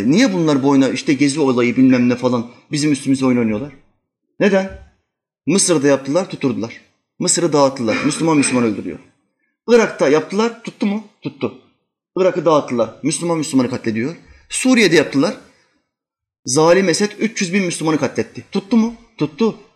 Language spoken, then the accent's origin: Turkish; Albania; Çünkü en çok Arnavut milletinin düzelmesini ben isterim. Çünkü ben Arnavutum. En çok kendi milletimi yererim.